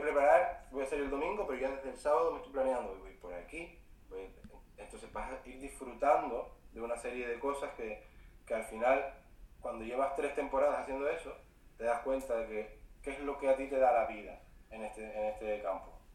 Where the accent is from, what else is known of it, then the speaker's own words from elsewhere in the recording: Fuerteventura, Canary Islands, Spain; also born or lived in Vitoria-Gasteiz; yo vivo en Fuerteventura, soy de Fuerteventura pero estuve siete años viviendo en Vitoria, en Vitoria Gasteiz